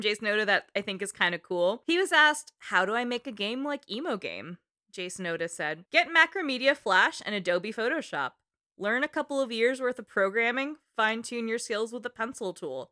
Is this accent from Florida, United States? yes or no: no; East Bay, California, United States; I grew up in the East Bay